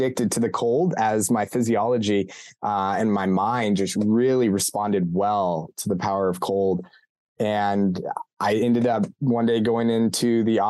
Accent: Colorado, United States; now in Ohio, United States; born and raised in Colorado, Colorado native

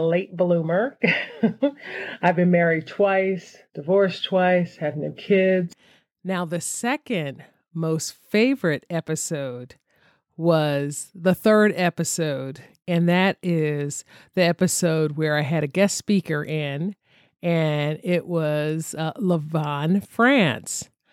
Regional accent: Philadelphia, Pennsylvania, United States; I'm originally from Philadelphia.

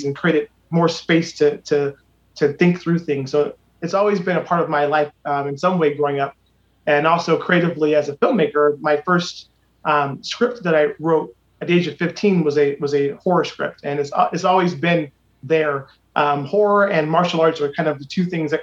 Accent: Akron, Ohio, United States; moved away as an adult; now in Los Angeles, United States; born and raised on Copley Road, I've always had a connection to the city of Akron

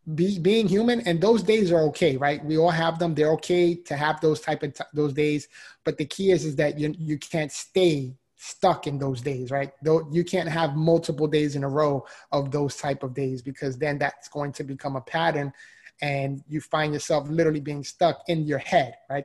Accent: New York City, New York, United States; moved away as an adult; now in Florida, United States; so I'm originally from the Bronx, New York. If you can't already hear the accent

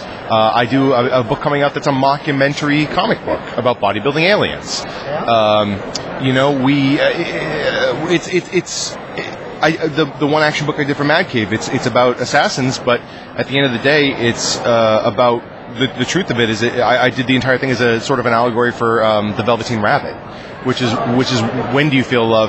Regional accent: Franklin, Massachusetts, United States; I was born on the back of a donkey in a small Swiss town called Franklin, Massachusetts. I know I'm from Mass.

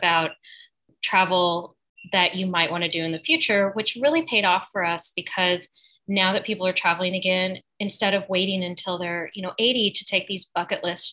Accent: Springfield, Missouri, United States; moved away as an adult; also born or lived in San Francisco / New Orleans; now in New York, United States; I grew up in the Ozarks

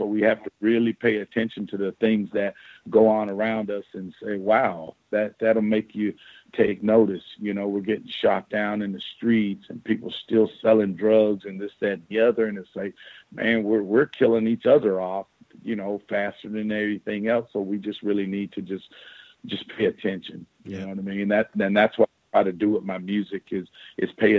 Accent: the South, United States; moved away; I come from the South

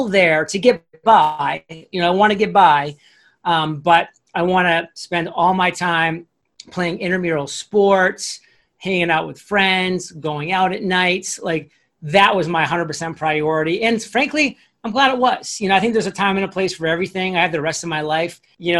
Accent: Maine, United States; when I was growing up in Maine

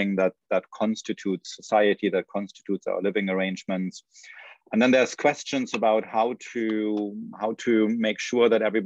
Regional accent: Germany; moved away as an adult; now in United States; So I grew up in Germany, so I came to the United States only at the stage of PhD program

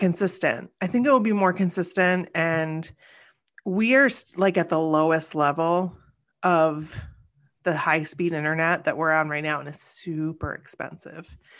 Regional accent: Springfield, United States; my hometown

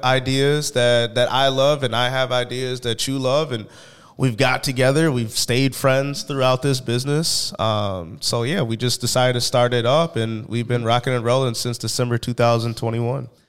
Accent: St. Paul, Minnesota, United States; I am from St. Paul, Minnesota

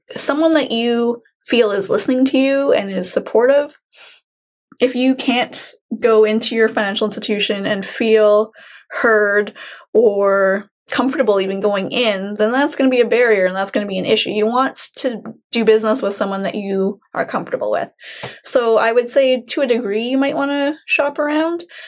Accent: Chilliwack, British Columbia, Canada; Growing up in Chilliwack

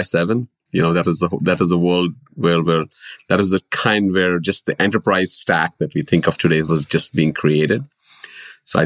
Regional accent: India; moved away as an adult; now in United States; I have been born and brought up in India

